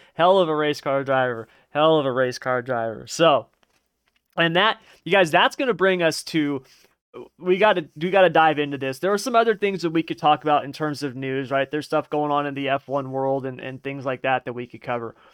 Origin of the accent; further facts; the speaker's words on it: California, United States; I'm from California